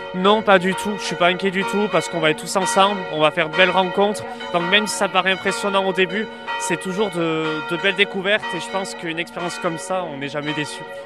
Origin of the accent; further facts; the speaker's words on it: Saint-Pée-sur-Nivelle, Nouvelle-Aquitaine, France; nous, on vient du, Pays Basque, euh, de, Saint-Pé précisément